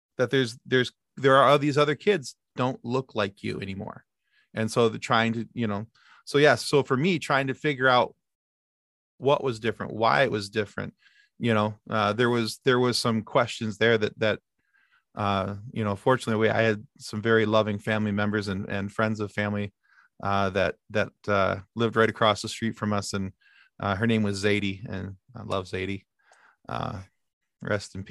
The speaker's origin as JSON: {"language": "English", "town": "Muskegon", "region": "Michigan", "country": "United States", "tie": "born or raised there", "also_born_or_lived": "Howell, Michigan", "said": "we moved from the Howell, Michigan area, which was quite like Newaygo County area, very white, Midwestern family setting. We moved to Muskegon, and I went to Muskegon Public Schools"}